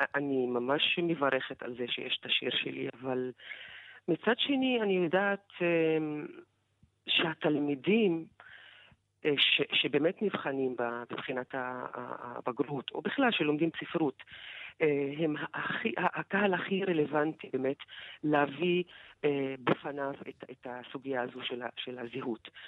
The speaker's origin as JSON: {"language": "Hebrew", "area": "unrecognized Bedouin village near Haifa", "region": "Haifa District", "country": "Israel", "tie": "born or raised there", "said": "איפה אני גדלתי בכלל, איזה זהות ישראלית יש לי כשאני גרה בכפר לא מוכר, בצריף, ללא חשמל"}